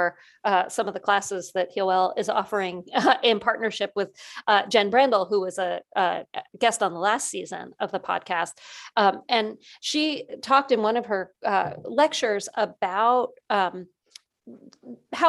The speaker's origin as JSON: {"language": "English", "region": "New Jersey", "country": "United States", "tie": "born or raised there", "said": "Where I grew up in New Jersey, it's soda."}